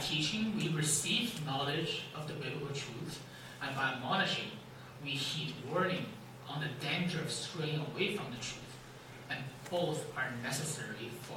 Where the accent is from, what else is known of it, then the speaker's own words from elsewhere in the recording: China; moved away; I was born and raised in China